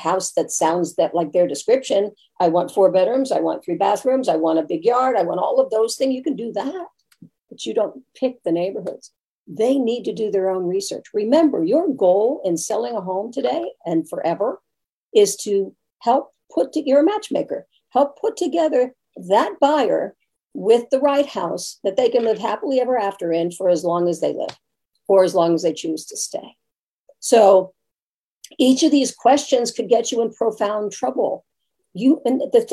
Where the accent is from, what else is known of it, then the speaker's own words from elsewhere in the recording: New York, United States; moved away; also born or lived in Brooklyn; I'm originally from New York